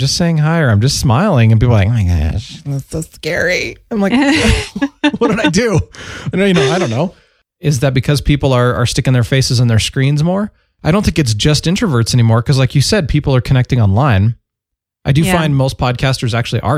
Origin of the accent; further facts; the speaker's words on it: California, United States; I was born in California